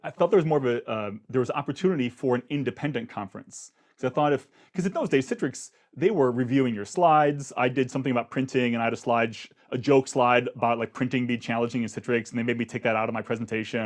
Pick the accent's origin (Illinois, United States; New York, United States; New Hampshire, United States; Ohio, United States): Ohio, United States; Akron; I grew up in Akron, Ohio